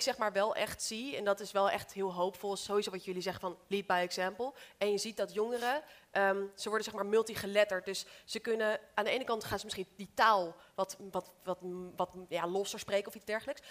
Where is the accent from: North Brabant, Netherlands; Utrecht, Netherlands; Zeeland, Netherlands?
Utrecht, Netherlands; Amersfoort; ik ben opgegroeid in Amersfoort, dus daarom heb ik die R.